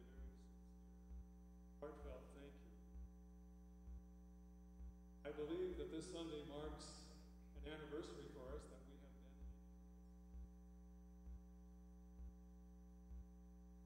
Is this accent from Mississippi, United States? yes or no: no; Salinas, California, United States; moved away as an adult; also born or lived in Quincy, Massachusetts; I was born and raised in Salinas, California